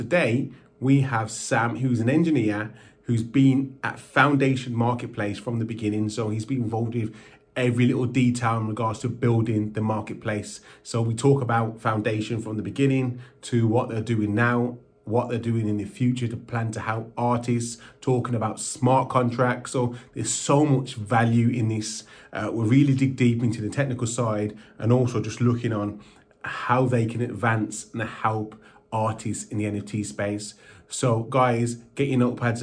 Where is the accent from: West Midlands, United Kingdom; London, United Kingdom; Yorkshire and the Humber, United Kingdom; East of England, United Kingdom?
West Midlands, United Kingdom; Birmingham; I'm from Birmingham myself